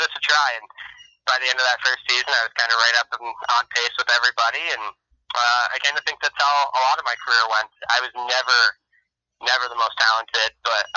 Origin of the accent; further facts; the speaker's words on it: Findlay, Ohio, United States; also born or lived in Detroit area, Michigan; we moved from Michigan, like I said, about the age of 7, back down to Findlay, Ohio